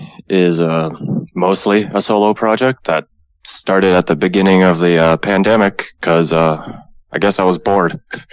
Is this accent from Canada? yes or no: yes; Hamilton, Ontario, Canada; I'm from Hamilton.